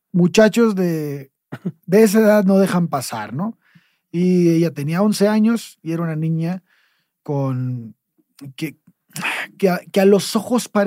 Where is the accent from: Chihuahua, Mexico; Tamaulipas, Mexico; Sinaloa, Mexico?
Tamaulipas, Mexico; Tampico; nuestro pueblo. Tampico